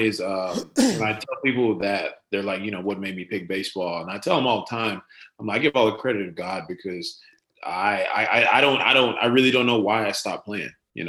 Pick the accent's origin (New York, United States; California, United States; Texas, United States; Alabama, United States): Texas, United States; Rockwall; also born or lived in Garland, Texas / Royse City, Texas; we lived in Rockwall till I was about probably about 13, 14. And then we moved out to Roar City.